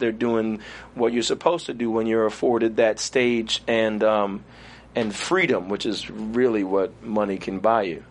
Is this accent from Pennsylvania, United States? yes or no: no; New York City, New York, United States; also born or lived in Trinidad; grew up in Flatbush, Brooklyn, New York.